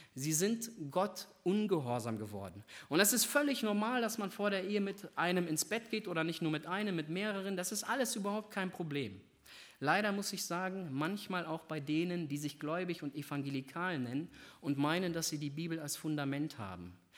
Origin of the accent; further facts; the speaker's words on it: Northern Germany, Germany; ich komme aus Norddeutschland